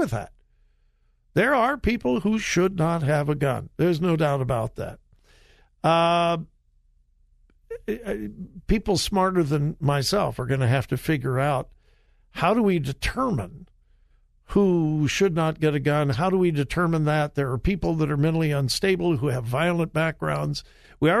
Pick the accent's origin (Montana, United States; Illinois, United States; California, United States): California, United States; Southern; I grew up in Southern California, but I went to my grandpa's farm in Mount Vernon, Missouri, every summer